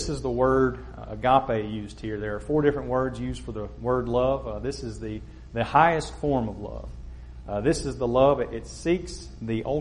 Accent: Kosciusko, Mississippi, United States; I'm from Kosciuszko, Mississippi

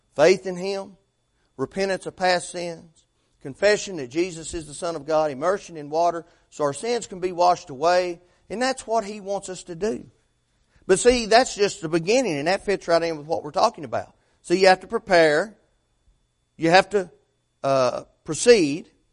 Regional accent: Fentress County, Tennessee, United States; moved away; A fellow that I graduated high school with became sheriff up my hometown, Fentress County

